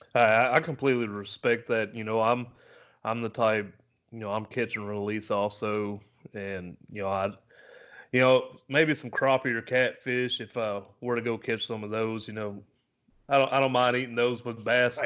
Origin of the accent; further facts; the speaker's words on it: the South, United States; I'm I'm from the South